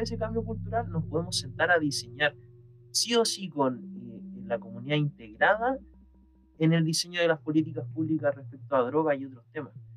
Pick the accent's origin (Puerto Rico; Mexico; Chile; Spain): Chile; en mi país